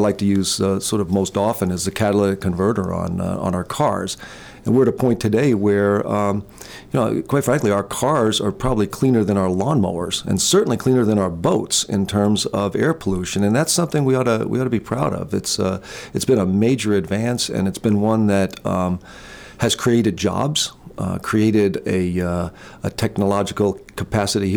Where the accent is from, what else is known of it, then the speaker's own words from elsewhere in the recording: Jersey Shore, New Jersey, United States; as a kid growing up on the Jersey Shore